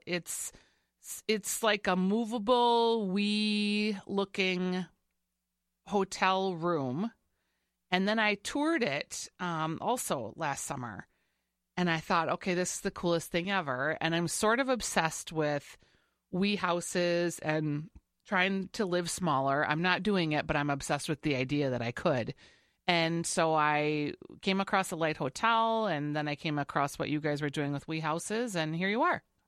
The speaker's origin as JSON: {"language": "English", "town": "Saint Paul", "region": "Minnesota", "country": "United States", "said": "We're both from Saint Paul."}